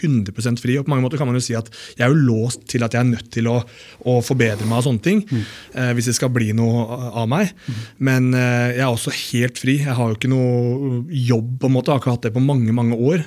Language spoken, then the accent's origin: Norwegian; Oslo, Norway; jeg vokste opp på Holmlia